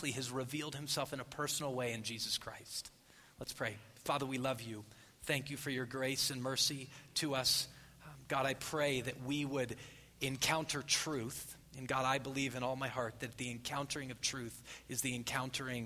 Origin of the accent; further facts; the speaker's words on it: Phoenix, Arizona, United States; I'm from Phoenix.